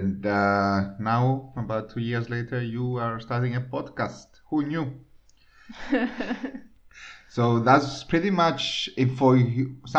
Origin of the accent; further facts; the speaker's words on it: Cyprus; moved away as an adult; also born or lived in Scotland; I'm from Cyprus, we're 1 million, including the immigrants.